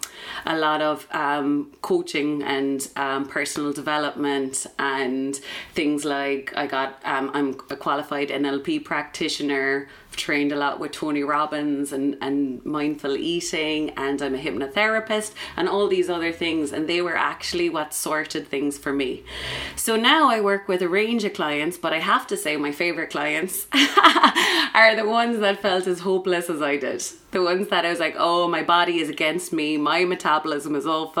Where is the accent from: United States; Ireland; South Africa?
Ireland; Drimoleague, Munster; also born or lived in Edinburgh; So I'm from West Cork. I'm from Drimaleague.